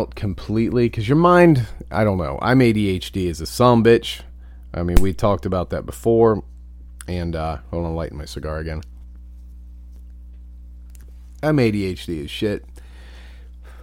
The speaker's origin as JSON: {"language": "English", "region": "Ohio", "country": "United States", "tie": "born or raised there", "moved": "yes", "said": "I grew up in Ohio. That's fucking home to me"}